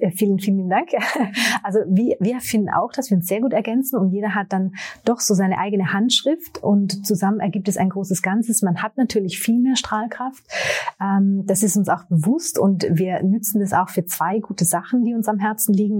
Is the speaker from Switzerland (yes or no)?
no; Austria; also born or lived in Tyrol; ich bin Österreicherin, lebe im äh, schönen Tirol in den Bergen